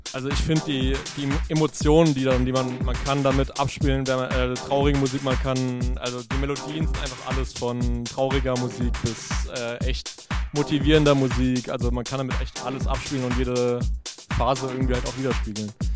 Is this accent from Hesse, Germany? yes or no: yes; Frankfurt, Hesse, Germany; now in Wiesbaden, Germany; bin Frankfurter, wohne in Wiesbaden